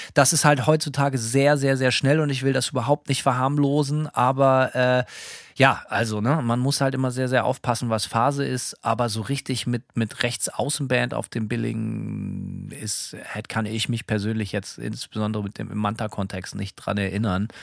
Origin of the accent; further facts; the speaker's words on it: Bremen, Germany; now in Gainesville, United States; Ich bin Bremer.